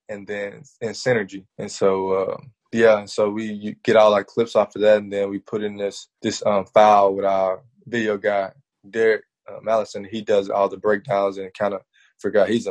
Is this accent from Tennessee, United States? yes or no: yes; Memphis, Tennessee, United States; also born or lived in Arkansas; I'm from Memphis